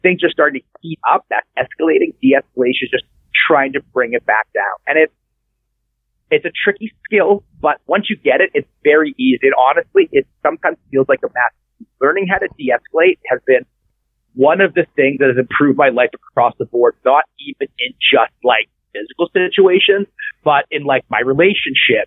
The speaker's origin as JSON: {"language": "English", "country": "Canada", "said": "So I'm Canadian"}